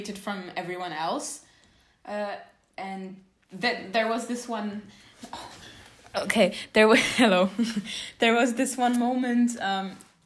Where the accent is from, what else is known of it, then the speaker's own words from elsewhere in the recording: Warsaw, Masovian Voivodeship, Poland; I'm Polish. I was born in Warsaw, 100% Polska.